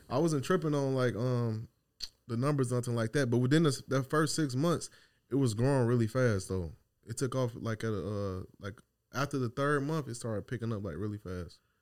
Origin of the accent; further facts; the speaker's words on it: Chicago, Illinois, United States; now in Dallas, United States; I'm from Chicago